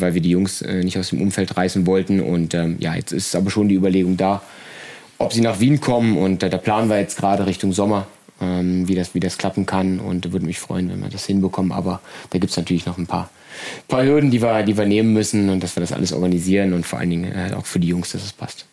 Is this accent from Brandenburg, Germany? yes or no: yes; Brandenburg, Germany; moved away as an adult; now in Leipzig, Germany; bin aber gebürtig ähm, aus Brandenburg, aus der Nähe von Berlin